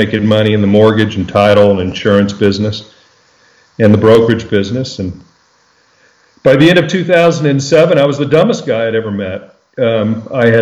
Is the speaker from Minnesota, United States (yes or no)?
no; El Paso, Texas, United States; now in Austin, United States; I'm born and raised in El Paso, Texas